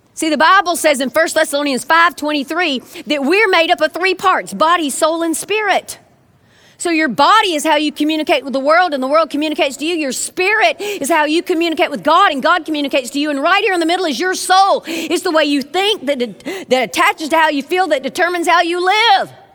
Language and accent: English; South Georgia, United States; now in Birmingham, United States; I'm originally from South Georgia